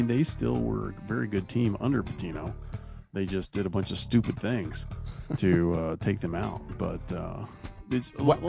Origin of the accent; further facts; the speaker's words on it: Indiana, United States; now in Kentucky, United States; I live in Kentucky. I grew up in Indiana.